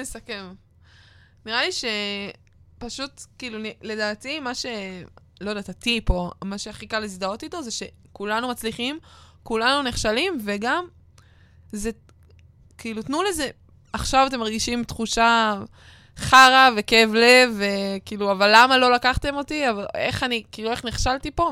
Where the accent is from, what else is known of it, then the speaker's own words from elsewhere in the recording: Northern Israel, Israel; אני ונועם מהצפון